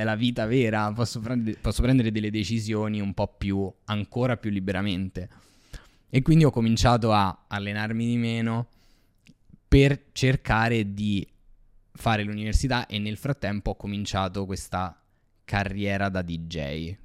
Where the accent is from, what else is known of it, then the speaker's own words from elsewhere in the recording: Rome, Lazio, Italy; sono cresciuto così a Ostia